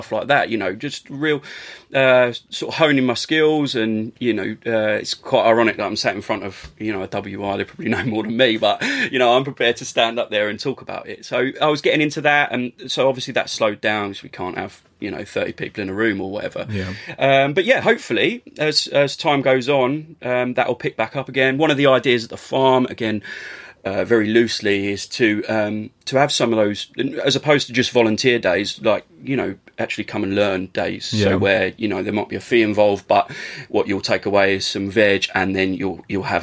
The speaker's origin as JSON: {"language": "English", "area": "Essex", "region": "East of England", "country": "United Kingdom", "tie": "born or raised there", "said": "as a young lad growing up in Essex"}